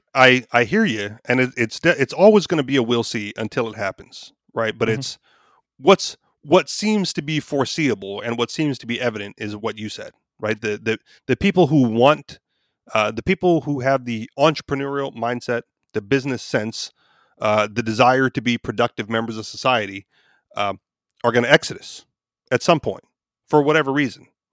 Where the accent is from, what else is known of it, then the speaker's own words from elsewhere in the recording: Hawaii, United States; I was born and raised there. So I'm, you know, local, native